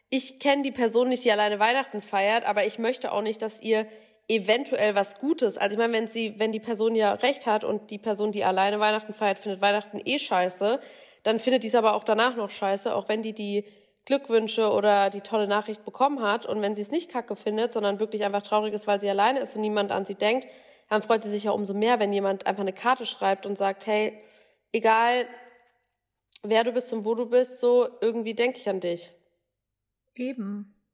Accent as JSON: {"language": "German", "region": "Hesse", "country": "Germany", "moved": "yes", "lives_now": "Berlin, Germany", "said": "Genau, ich lebe in Berlin, aber ich komme aus Hessen."}